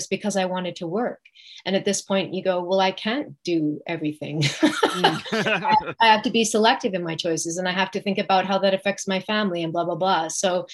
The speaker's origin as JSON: {"language": "English", "region": "West Coast", "country": "Canada", "tie": "born or raised there", "also_born_or_lived": "Toronto", "moved": "as an adult", "said": "it brought me to Toronto because I grew up on the West Coast."}